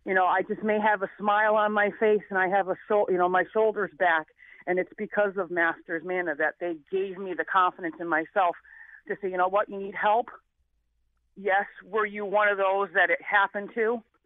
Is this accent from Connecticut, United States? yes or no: yes; New Haven, Connecticut, United States; I came from New Haven, Connecticut, with, you know, a single mother trying to make it, in the late 70s, early 80s.